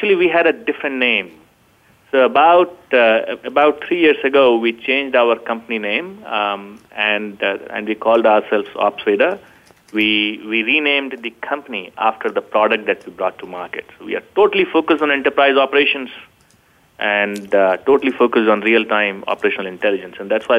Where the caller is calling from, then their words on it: Sunnyvale, California, United States; So I'm calling in from Northern California, the heart of Silicon Valley, Sunnyvale.